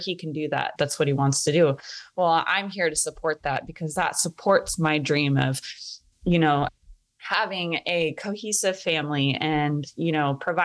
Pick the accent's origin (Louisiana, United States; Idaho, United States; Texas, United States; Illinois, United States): Idaho, United States; North; I am from North Idaho and I grew up around guns